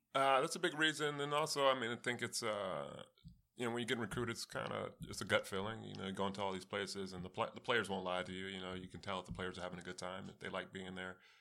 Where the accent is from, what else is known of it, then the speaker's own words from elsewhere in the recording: East Coast, United States; also born or lived in California; I grew up on the East Coast, so, I mean, although I was born in California